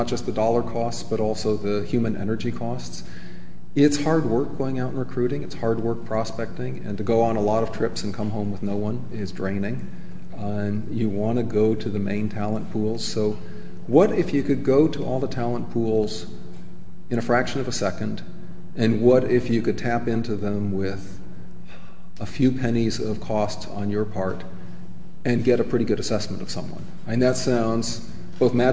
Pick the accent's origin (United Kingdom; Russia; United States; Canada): United States; as an American